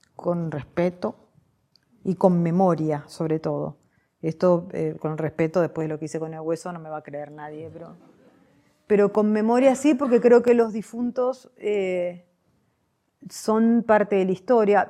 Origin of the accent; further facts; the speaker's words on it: Argentina; mi país